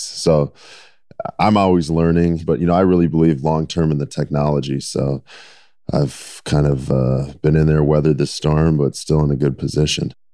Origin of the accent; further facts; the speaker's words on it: Minnesota, United States; growing up in Minnesota